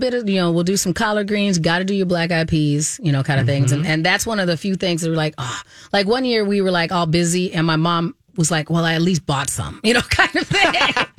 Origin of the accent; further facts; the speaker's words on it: Arizona, United States; Oh, I grew up in Arizona, so Southern adjacent.